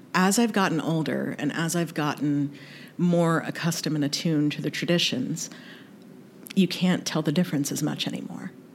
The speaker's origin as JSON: {"language": "English", "region": "North Carolina", "country": "United States", "tie": "born or raised there", "also_born_or_lived": "Kentucky", "said": "So I was raised in the South, born in Kentucky, raised in North Carolina"}